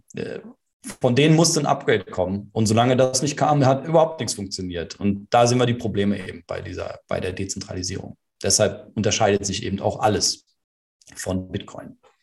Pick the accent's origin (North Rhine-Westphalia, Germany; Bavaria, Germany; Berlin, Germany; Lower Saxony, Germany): Berlin, Germany; Also ich bin ja in Berlin geboren und auch hier aufgewachsen